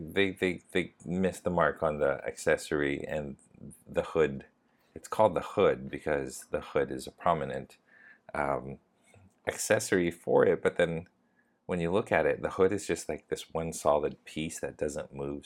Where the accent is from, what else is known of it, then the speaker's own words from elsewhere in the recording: Canada; now in Thailand; I live in Thailand, but I'm Canadian